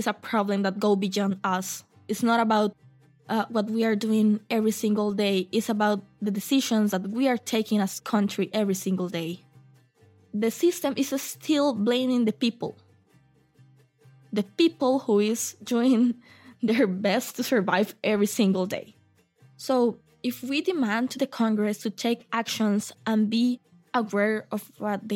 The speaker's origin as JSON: {"language": "English", "country": "Costa Rica", "said": "I am from Costa Rica."}